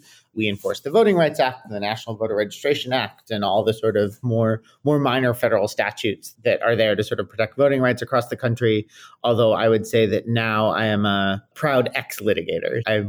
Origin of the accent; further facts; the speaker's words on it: Milwaukee, Wisconsin, United States; also born or lived in Washington, D.C.; now in Chicago, United States; I live in Chicago, Illinois. I'm originally a Midwesterner, grew up in Milwaukee, Wisconsin, went out east for school and sort of stayed in DC for a while.